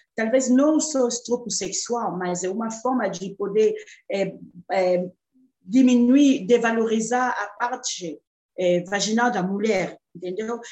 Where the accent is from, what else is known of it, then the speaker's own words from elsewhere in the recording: DR Congo; Portuguese is a second language; moved away as an adult; now in Brazil; Já estou no Brasil há 14 anos, eu sou da República Democrática do Congo